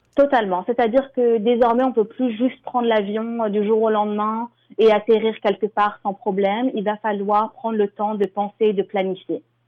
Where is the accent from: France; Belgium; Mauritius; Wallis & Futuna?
France; Paris, Île-de-France; moved away as an adult; now in Toronto, Canada; je suis originaire de Paris. J'ai immigré au Canada euh, il y a sept ans